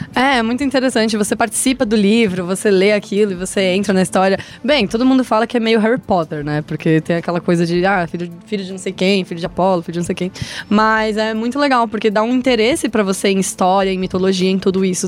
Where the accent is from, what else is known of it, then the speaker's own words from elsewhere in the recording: Santos, São Paulo, Brazil; moved away; Eu e a Julia somos de Santos